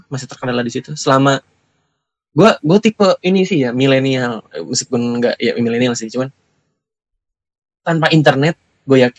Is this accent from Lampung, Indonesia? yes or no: no; Jakarta, Indonesia; Nah, karena kita orang Jakarta.